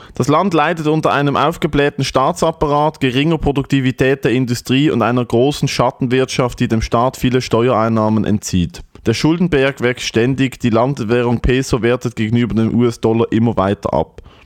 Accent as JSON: {"language": "German", "country": "Switzerland", "said": "dass ich von da bin"}